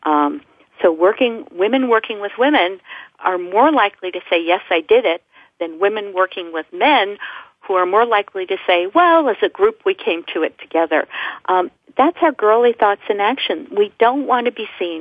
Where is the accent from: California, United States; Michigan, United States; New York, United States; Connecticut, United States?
New York, United States; also born or lived in Alabama; I was from New York